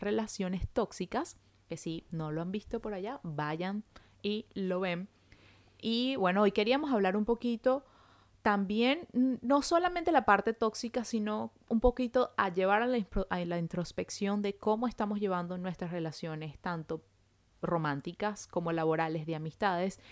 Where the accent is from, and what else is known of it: Venezuela; moved away as an adult; now in Montreal, Canada